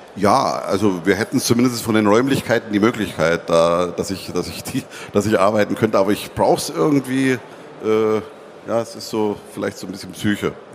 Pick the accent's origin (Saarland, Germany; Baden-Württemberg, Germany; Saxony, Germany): Saxony, Germany; Zittau; accent: hard R of the Zittau region; now in Dortmund, Germany; Das ist also in Sachsen eine Region, wo das R auch so hart gesprochen wird, wie ich das äh, auch kann